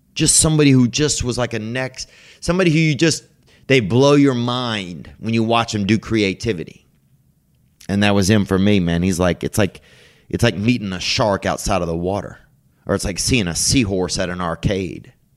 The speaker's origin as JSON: {"language": "English", "country": "United States", "said": "being American"}